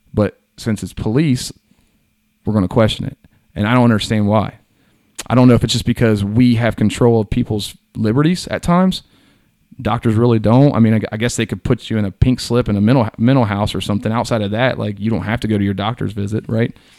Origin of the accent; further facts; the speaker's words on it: Hillsboro, United States; I'm a Southwest country white boy. Like, I grew up in Hillsboro